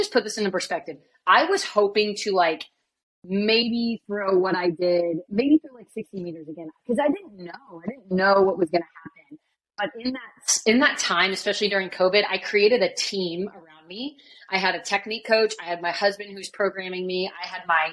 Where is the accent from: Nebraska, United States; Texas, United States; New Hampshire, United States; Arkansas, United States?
Nebraska, United States; I'm back in Lincoln, Nebraska, which is my home state